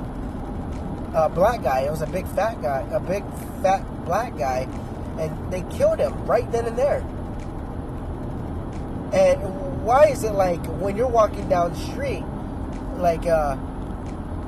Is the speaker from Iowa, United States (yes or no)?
no; Arizona, United States; my home state, Arizona